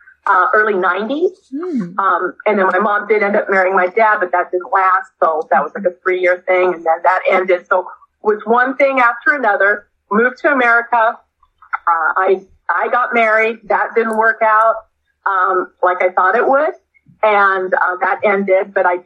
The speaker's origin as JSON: {"language": "English", "region": "England", "country": "United Kingdom", "tie": "born or raised there", "said": "I was born in England in 1962. That'll tell you my age."}